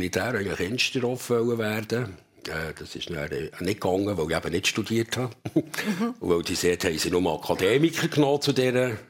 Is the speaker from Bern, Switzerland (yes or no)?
yes; Bümplitz, Bern, Switzerland; ich muss sagen, ich bin nicht in der Stadt Bern, ich bin in Bümplitz aufgewachsen, mhm. also im Westen von Bern.